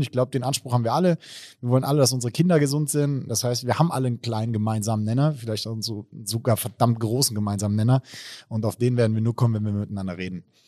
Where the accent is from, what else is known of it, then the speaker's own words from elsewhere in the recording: Baunatal, Hesse, Germany; now in Mainz, Germany; ursprünglich aus Baunatal, also aus dem schönen Nordhessen